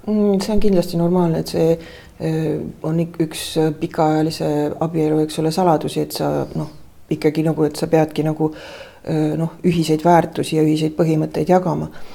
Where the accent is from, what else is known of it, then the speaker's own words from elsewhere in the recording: Tartu, Tartu County, Estonia; mina sündisin eh, Tartus